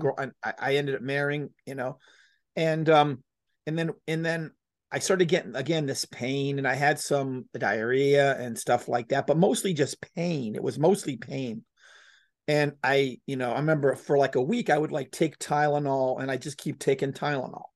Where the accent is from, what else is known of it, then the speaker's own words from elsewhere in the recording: Florida, United States; moved away as an adult; also born or lived in Texas; I left my, my, my, you know, my home state of Florida and I moved to Texas